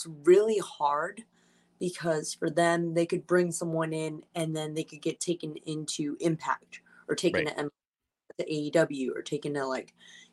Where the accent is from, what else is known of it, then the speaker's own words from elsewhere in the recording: Rhode Island, United States; also born or lived in Massachusetts; I'm from Massachusetts, or I'm from Rhode Island, which is, like, within Massachusetts